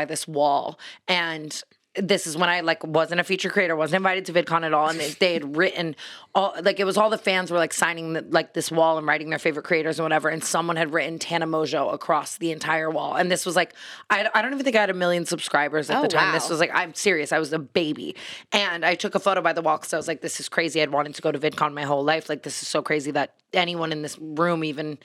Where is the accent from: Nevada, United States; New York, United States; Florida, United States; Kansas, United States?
Nevada, United States; Las Vegas; I'm from Vegas.